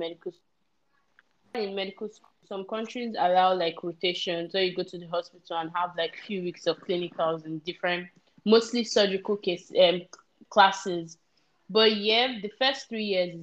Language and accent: English; Nigeria; moved away; as a Nigerian